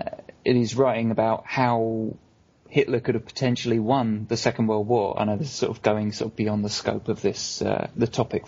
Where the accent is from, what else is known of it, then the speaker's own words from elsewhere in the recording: United Kingdom; as a British person as well